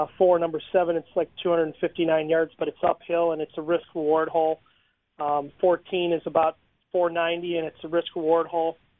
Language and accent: English; Wisconsin, United States; now in Florida, United States; I'm originally from Wisconsin